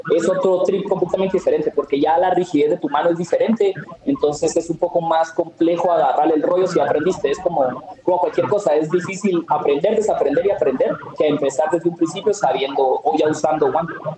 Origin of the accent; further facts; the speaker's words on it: Guatemala; nosotros como guatemaltecos